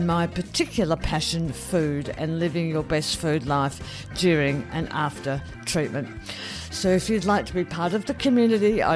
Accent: Australia; I'm an Australian. I love my big gutsy reds. I love wine. I love sparkling wine. You know, we have a bit of a drinking culture here. And, yeah, that's what I was brought up

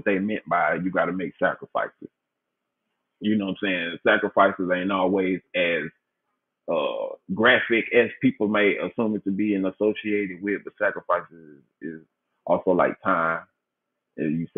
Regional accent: Memphis, Tennessee, United States; that's where I'm from, born and raised in Memphis, Tennessee

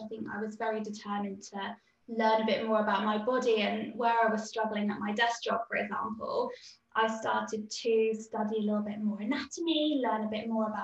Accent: United Kingdom; being British

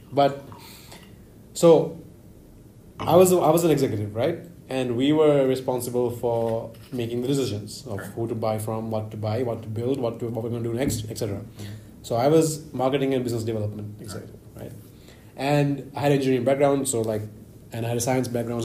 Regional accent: Sri Lanka; I'm from Sri Lanka

